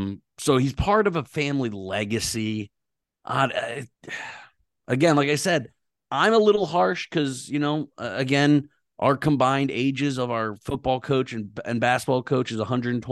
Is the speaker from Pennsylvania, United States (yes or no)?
yes; Pittsburgh, Pennsylvania, United States; I'm also from Pittsburgh, PA, and I'm also Italian.